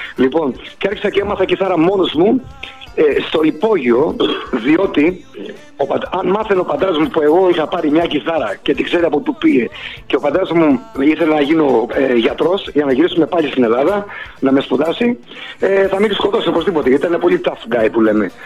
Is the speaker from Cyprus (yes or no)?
no; Boston, Massachusetts, United States; also born or lived in Salamis, Greece; now in Athens, Greece; πήγαμε στο θείο μου που μας είχε καλέσει στην Αμερική στη Βοστόνη και μείναμε ε, Μέρεπεν, στο Μέρεπεν. Εκεί μεγάλωσα.